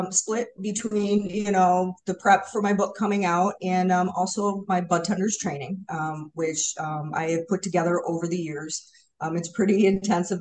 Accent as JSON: {"language": "English", "town": "Hamtramck", "region": "Michigan", "country": "United States", "tie": "born or raised there", "said": "we are, hardcore Hamtramck"}